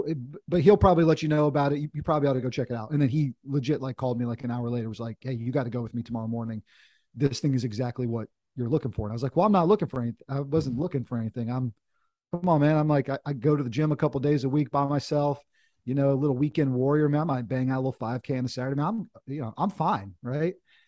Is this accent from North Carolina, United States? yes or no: yes; North Carolina, United States; also born or lived in Washington, D.C.; My dad was in the Air Force when we were kids, but sort of grew up in North Carolina, went to college down here, and had a chance to kind of come home in a sense.